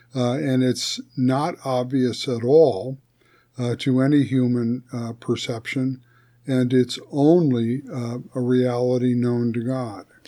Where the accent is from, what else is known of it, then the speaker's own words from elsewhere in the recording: United States; We you and I are both citizens of the United States of America